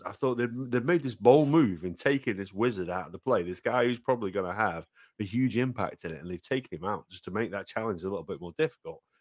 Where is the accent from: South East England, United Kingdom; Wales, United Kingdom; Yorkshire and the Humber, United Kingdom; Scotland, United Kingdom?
Wales, United Kingdom; Welsh; I love the Welsh. I'm Welsh